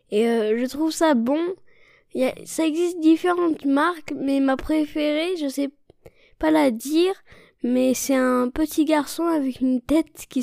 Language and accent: French; China; born there; Et moi je suis née en Chine et j'ai 9 ans.